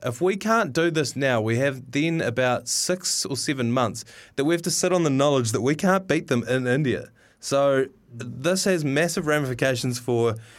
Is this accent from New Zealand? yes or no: yes; New Zealand; And also from my hometown, and after whom we named our public pool, the Norman Kirk Memorial Swimming Pool.